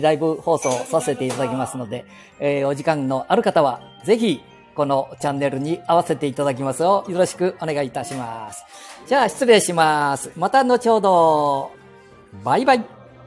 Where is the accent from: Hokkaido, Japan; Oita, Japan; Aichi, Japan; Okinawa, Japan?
Aichi, Japan; 私 もすぐ隣で生まれ育った